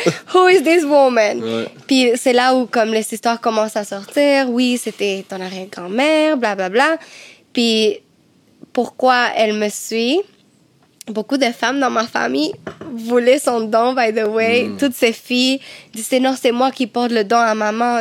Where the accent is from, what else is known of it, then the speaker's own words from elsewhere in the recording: Cuba; moved away; Chez moi, à Cuba, ma famille